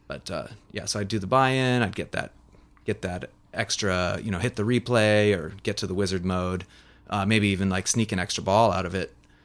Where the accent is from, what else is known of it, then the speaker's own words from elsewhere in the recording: Kenmore, Washington, United States; I am a Seattle native. I'm from Kenmore by the lake.